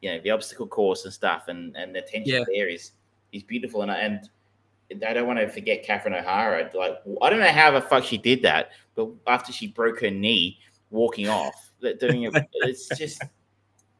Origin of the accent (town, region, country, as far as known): Australia